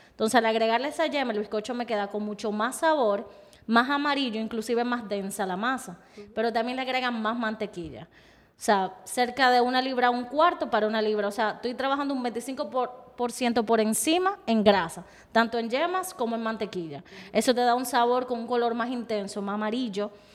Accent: Dominican Republic; es parte de mi historia como dominicana

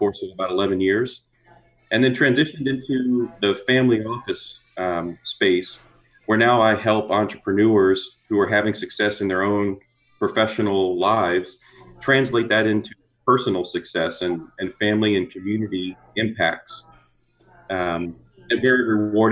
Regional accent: just south of New Orleans, Southern Louisiana, United States; moved away as an adult; also born or lived in Fort Worth, Texas; I'm originally from Southern Louisiana, grew up just south of New Orleans

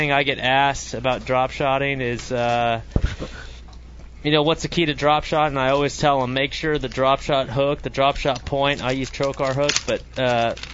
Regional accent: California Delta, United States; growing up on the California Delta

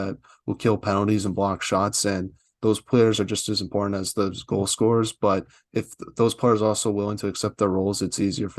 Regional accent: Boston, Massachusetts, United States; and I'm from Boston too

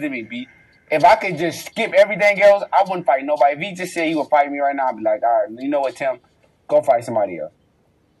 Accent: Detroit, Michigan, United States; I'm from Detroit

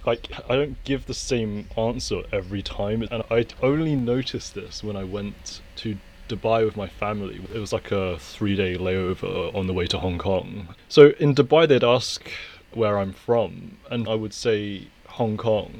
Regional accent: Portsmouth, South East England, United Kingdom; in England, when I get asked that, I would just say, oh, I'm from Portsmouth. I wouldn't say Hong Kong.

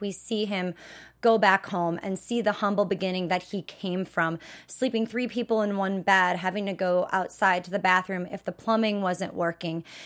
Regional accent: Wisconsin, United States; I'm from Wisconsin

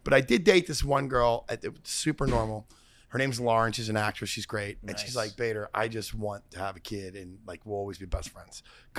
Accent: Philadelphia, Pennsylvania, United States

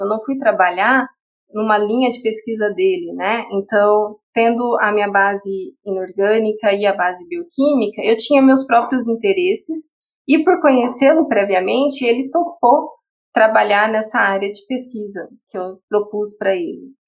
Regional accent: São José do Rio Preto, São Paulo, Brazil; FAMERP, que é a Faculdade de Medicina da minha cidade natal, de Rio Preto

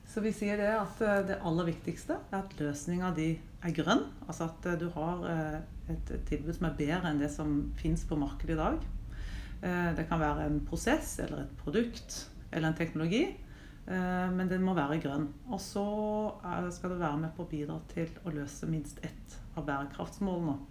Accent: Mandal, Agder, Norway; now in Oslo, Norway; er 49 år gammel. Ehm, som man kanskje ikke hører, så kom jeg fra Mandal. Men eh, det er vel avslept etter veldig mange år her i Oslo.

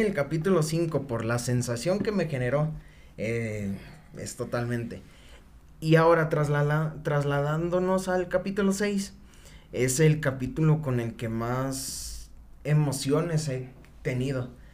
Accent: Mexico; soy mexicano

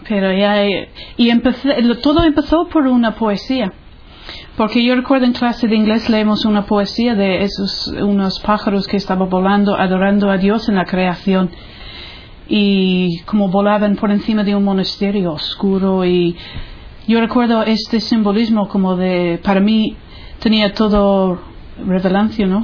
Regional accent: Ireland; Spanish is a second language; moved away as an adult; now in Spain; soy irlandesa, eh, soy de una familia católica, practicante

